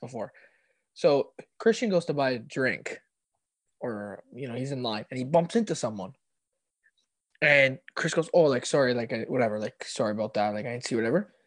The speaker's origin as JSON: {"language": "English", "country": "Canada"}